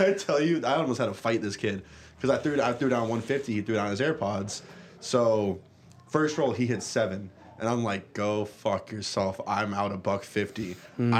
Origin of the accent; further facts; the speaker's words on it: Florida, United States; also born or lived in Barrie, Ontario, Canada; I grew up knowing Florida